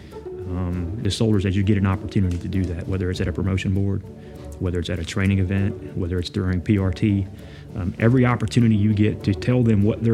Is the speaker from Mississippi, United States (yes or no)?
yes; Holly Springs, Mississippi, United States; my hometown is Holly Springs, Mississippi